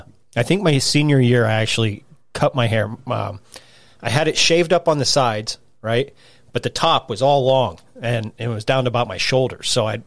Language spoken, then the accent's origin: English; South Africa; I'm South African.